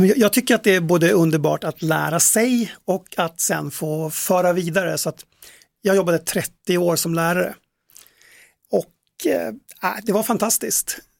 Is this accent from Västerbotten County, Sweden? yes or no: yes; Tärnaby, Västerbotten County, Sweden; uppe i Tärnaby där jag kommer ifrån